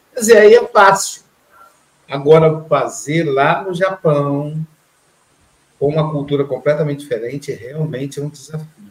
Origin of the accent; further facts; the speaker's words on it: Minas Gerais, Brazil; Eu sou mineiro, estou aqui na praia